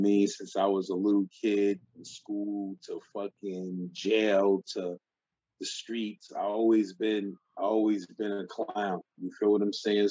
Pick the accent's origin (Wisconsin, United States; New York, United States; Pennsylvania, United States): New York, United States; New York City; I was growing up in Brownsville